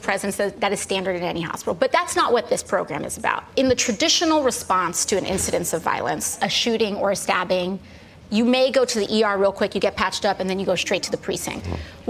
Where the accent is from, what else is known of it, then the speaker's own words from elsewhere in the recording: New York City, New York, United States; I'm from the Bronx